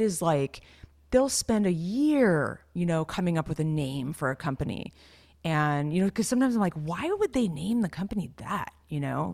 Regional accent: California, United States; the growing up in California thing

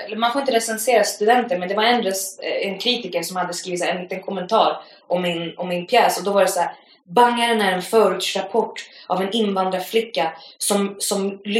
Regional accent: Västra Götaland, Sweden; accent: Gothenburg dialect; Jag bara, nej det, det är göteborgska.

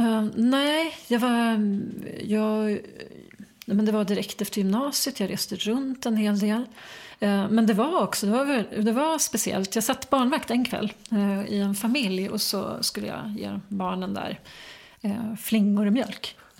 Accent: Enebyberg, Stockholm County, Sweden; also born or lived in United States; jag växte upp eh, strax norr om Stockholm, mm. i Enbyberg

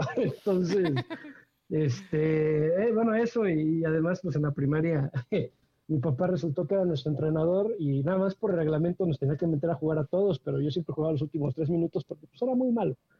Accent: Querétaro, Mexico; soy queretano y queretano de generaciones, de muchas, muchas generaciones atrás. Entonces, queretano

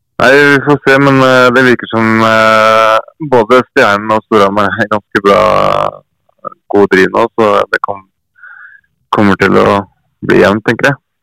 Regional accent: Fredrikstad, Østfold, Norway; moved away; also born or lived in Hedmark; Fredrikstad er jo hjembyen min

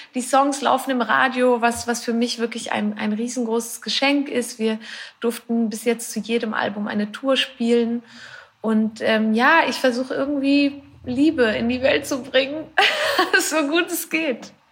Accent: Switzerland; Ich bin aus der Schweiz. Ich wohne dort auch immer noch.

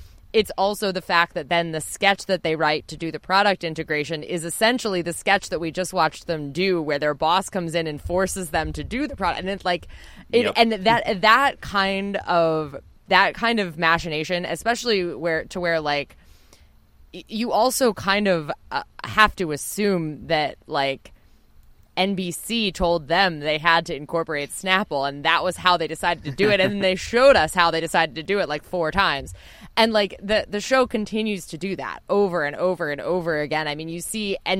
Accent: New Jersey, United States; I'm from Jersey.

